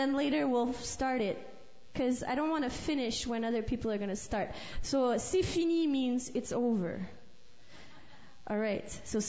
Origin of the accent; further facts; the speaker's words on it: Alberta, Canada; because I'm actually from Alberta. My mom's French from Saskatchewan, and somehow I managed to stay pretty French.